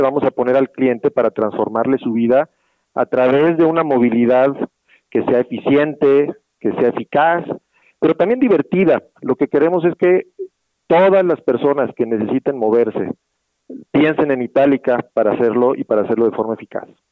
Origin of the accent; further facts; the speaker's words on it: Mexico; Somos cuatro mil mexicanos trabajando